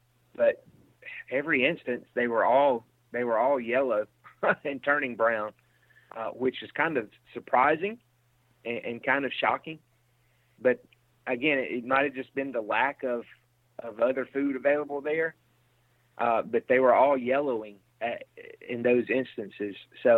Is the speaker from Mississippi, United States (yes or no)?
yes; Mississippi, United States; now in Iowa, United States; Now, I'm from Mississippi, and I've lived in Iowa now 4 or 5 years.